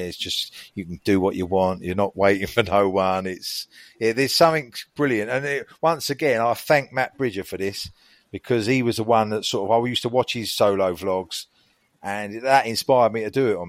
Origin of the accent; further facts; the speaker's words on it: United Kingdom; that's what I've named myself, because I'm British and I'm a bloke and I go to Vegas.